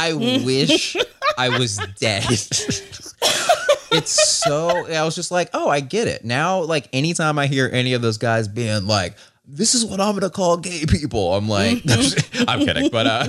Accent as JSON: {"language": "English", "region": "Georgia", "country": "United States", "said": "again, I'm from Georgia, and like, the idiotic part."}